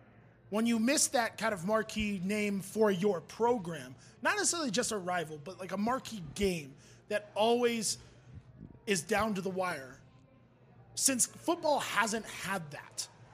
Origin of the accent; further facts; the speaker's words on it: Rocky Mountain region, United States; So I'm from the Rocky Mountain region. What I would say about this is that...